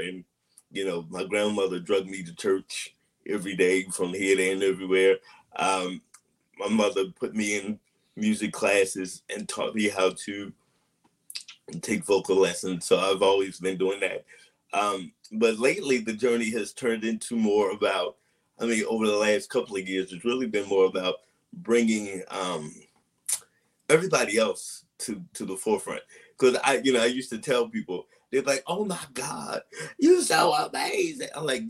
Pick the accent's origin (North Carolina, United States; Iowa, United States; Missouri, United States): Missouri, United States; St. Louis; moved away; also born or lived in New York / Massachusetts; But I'm going to say that I am originally from St. Louis, Missouri.